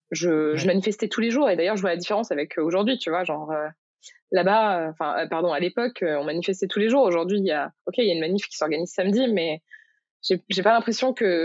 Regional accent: Morocco; En gros, moi, euh, j'ai grandi au Maroc et euh, mes parents avaient fait le choix quand j'étais petite de mettre dans une école euh, marocaine où j'ai appris l'arabe en fait.

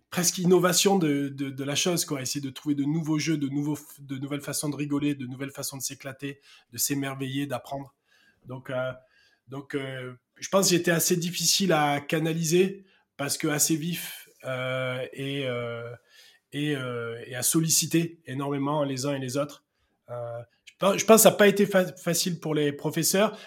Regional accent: Marseille, Provence-Alpes-Côte d'Azur, France; accent: south-east; Je suis né à Marseille et, et euh, très rapidement, je suis allé avec ma famille habiter dans un petit village à côté de Marseille.

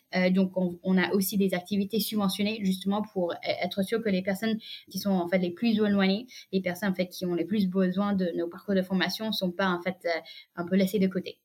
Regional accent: United States; French is a second language; moved away as an adult; now in France; j'ai grandi aux États-Unis

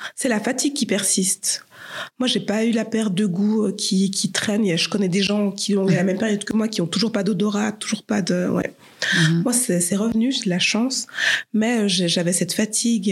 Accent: Geneva, Switzerland; J'habite Saint-Jean, euh, je suis née à Genève

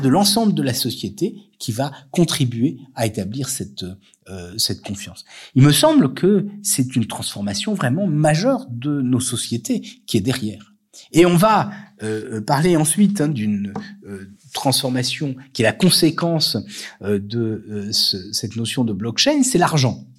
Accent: France; nous en tant que Français

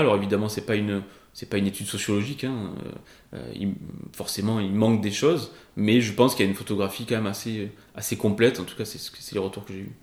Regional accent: Avignon, Provence-Alpes-Côte d'Azur, France; also born or lived in Rochefort-du-Gard / Les Angles / Paris; chez moi, à Avignon

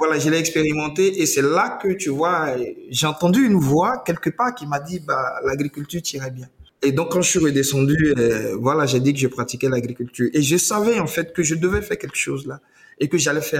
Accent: Côte d’Ivoire; moved away as an adult; now in Benin; je nais de parents béninois qui sont expatriés en Côte d'Ivoire. Je suis ivoirien. Euh, voilà, donc euh, bah, je, je, fais mon cursus euh, primaire et secondaire en Côte d'Ivoire.

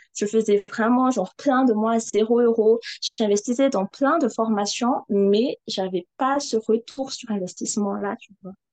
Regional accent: Madagascar; je suis malgache, euh, j'habite à Madagascar

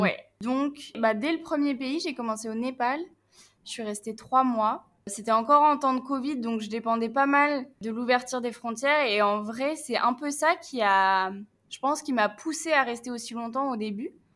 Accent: Picardy, Hauts-de-France, France; moved away; j'ai 24 ans, euh, je viens de Picardie

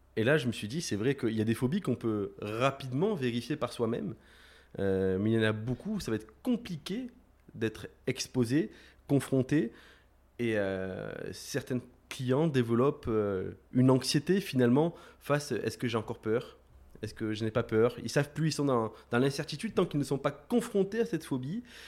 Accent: Aix-en-Provence, Provence-Alpes-Côte d'Azur, France; moved away as an adult; also born or lived in Marseille / Nancy; je suis né sur Marseille, j'ai grandi sur Aix-en-Provence.

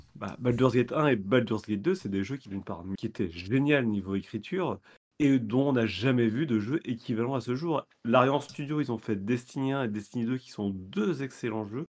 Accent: France; je suis français

